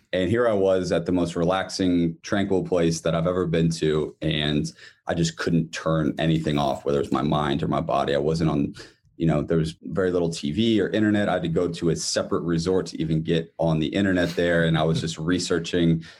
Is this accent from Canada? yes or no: no; Columbus, Ohio, United States; moved away as an adult; now in Bloomington, United States; I'm from Columbus, Ohio, born and raised, and then spent probably half my life here in Bloomington now.